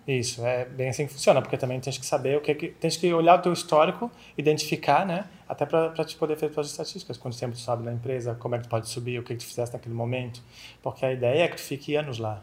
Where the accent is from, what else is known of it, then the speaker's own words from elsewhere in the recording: Florianópolis, Santa Catarina, Brazil; accent: manezinho; moved away as an adult; now in Spain; sou manezinho aqui de Florianópolis, dá para perceber no sotaque.